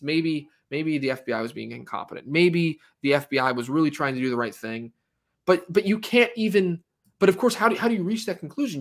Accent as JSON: {"language": "English", "country": "United States", "said": "as an American, you know, as someone who's, who's still l, living in this country"}